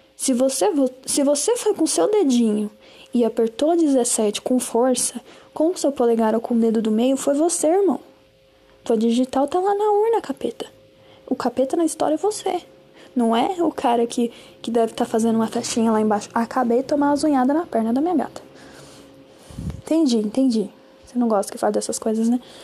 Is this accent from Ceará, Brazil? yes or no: no; Juazeiro, Bahia, Brazil; moved away; em Juazeiro, né? Que é a minha terrinha. Eu nasci lá. Juazeiro, Bahia.